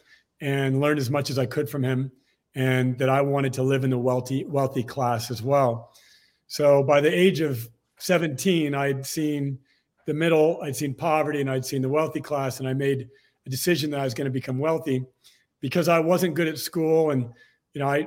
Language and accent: English; Torrance, California, United States; I was born in Torrance, California, just outside of Los Angeles